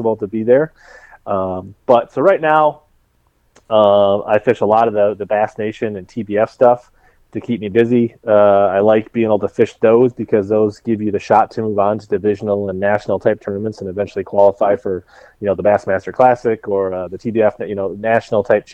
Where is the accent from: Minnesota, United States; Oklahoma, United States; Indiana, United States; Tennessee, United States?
Minnesota, United States; Columbia Heights; also born or lived in Lakeville, Minnesota; I grew up in the north suburbs up around like Columbia Heights, Ridley area